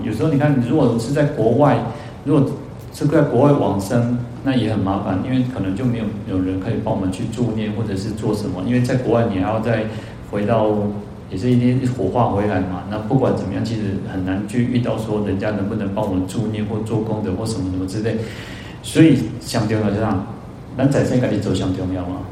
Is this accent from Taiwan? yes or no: yes; Taiwan; 因为我们台湾人有储蓄的习惯